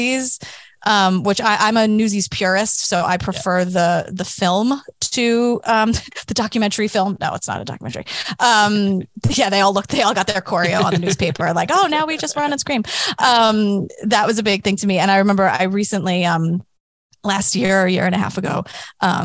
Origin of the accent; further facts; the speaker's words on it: New York, United States; I grew up in New York. I'm a born and raised New Yorker